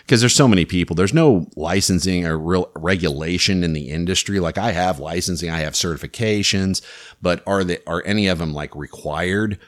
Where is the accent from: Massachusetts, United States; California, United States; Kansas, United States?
Kansas, United States; Louisburg; I grew up in Lewisburg, which is just south of Kansas City